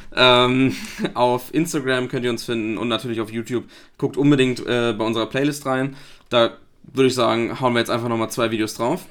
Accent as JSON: {"language": "German", "town": "Flensburg", "region": "Schleswig-Holstein", "country": "Germany", "said": "ich komme aus Flensburg"}